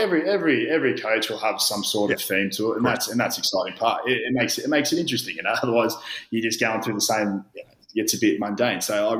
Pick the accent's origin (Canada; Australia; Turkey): Australia; Obviously, growing up in Australia, my old man was a Wallaby.